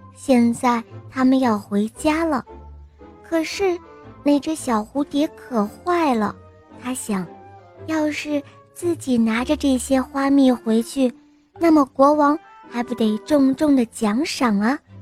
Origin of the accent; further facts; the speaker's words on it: Qingdao, Shandong, China; 我六岁了，我来自青岛